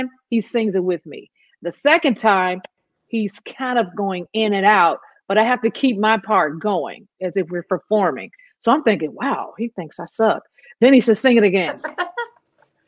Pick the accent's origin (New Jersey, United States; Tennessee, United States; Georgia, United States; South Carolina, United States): Tennessee, United States; Memphis; moved away as an adult; now in Nashville, United States; growing up in Memphis